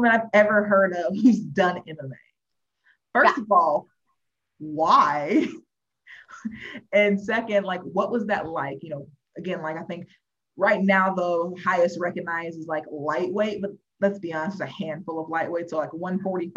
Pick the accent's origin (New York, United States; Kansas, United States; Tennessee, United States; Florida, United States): Florida, United States; I've just been in Florida my whole life.